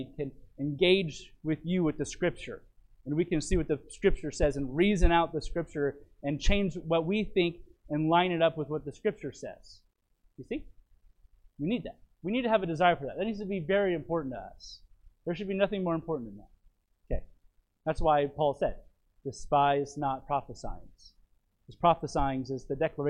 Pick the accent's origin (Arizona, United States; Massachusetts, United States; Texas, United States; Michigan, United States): Arizona, United States; Phoenix; My pastor that I grew up with in Phoenix